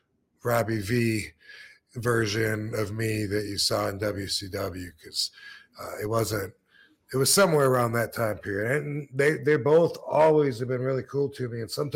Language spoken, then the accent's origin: English; Battle Creek, Michigan, United States; I'm from Michigan as well